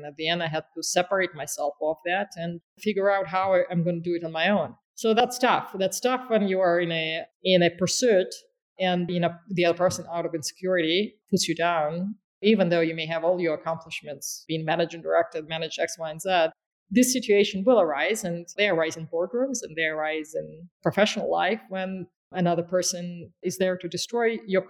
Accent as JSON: {"language": "English", "region": "Caucasus", "country": "Russia", "tie": "born there", "said": "And I am from there. I was born in the Caucasus"}